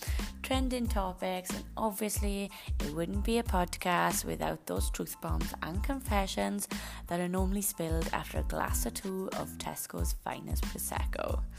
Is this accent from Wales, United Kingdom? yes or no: yes; Wales, United Kingdom; I'm Welsh.